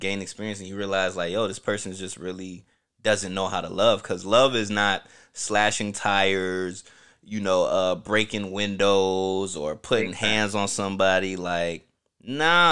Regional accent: Orlando, Florida, United States; also born or lived in Newark, New Jersey; I grew up in Pine Hills, you know, Orlando, Florida.

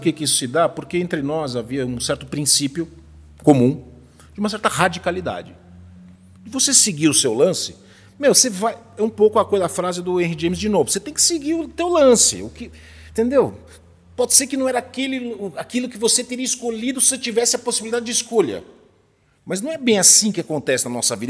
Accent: Brazil; eu sou brasileiro

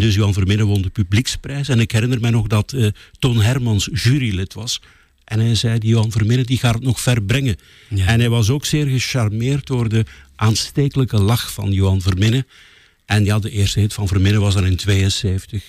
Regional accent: Lichtervelde, Flanders, Belgium; in mijn geboortedorp weten optreden, Lichtervelde in West-Vlaanderen

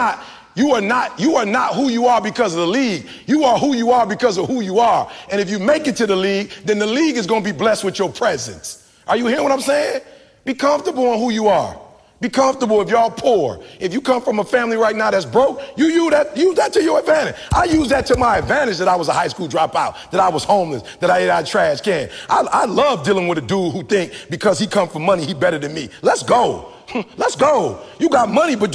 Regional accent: Detroit, Michigan, United States; I'm from the D. My people worked at Ford, GM, and Chrysler.

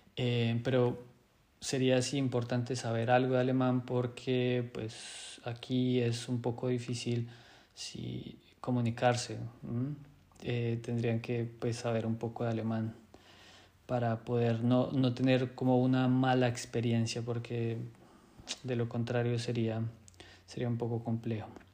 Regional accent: Colombia; moved away as an adult; now in Germany; soy médico colombiano

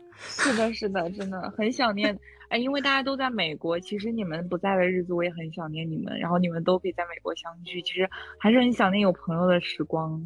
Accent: Hegang, Heilongjiang, China; moved away; 我的老家是叫鹤岗，我想你们一定听说过这城市，因为它是全国房价最低的城市

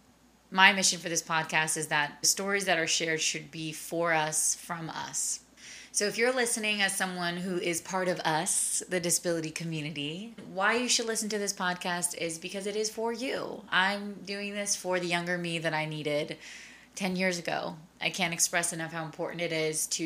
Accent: Long Island, New York, United States; I am originally from Long Island, New York. I grew up in a big Hispanic household

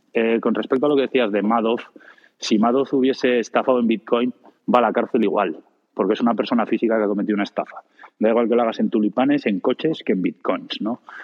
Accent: Spain; en España

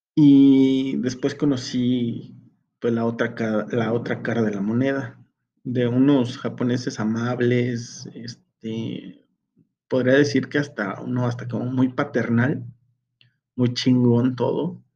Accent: Mexico

